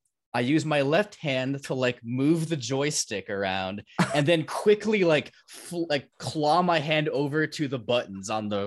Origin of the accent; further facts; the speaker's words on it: Palos Verdes, California, United States; also born or lived in Torrance; Yeah, LA County. I grew up in the Torrance area, mainly in Palos Verdes most of my life.